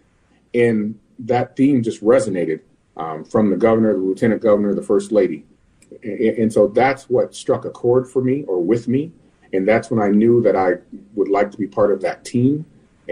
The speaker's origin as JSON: {"language": "English", "region": "Minnesota", "country": "United States", "tie": "born or raised there", "said": "I was born and raised in Minnesota, and I come from a family of educators"}